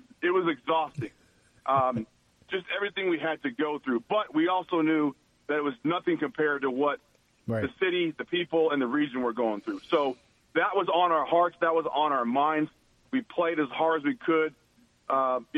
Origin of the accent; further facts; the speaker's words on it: Washington, United States; moved away as an adult; also born or lived in San Jose, California / Arizona / New Orleans, Louisiana; I was born in San Jose, California. I was raised up in Washington State.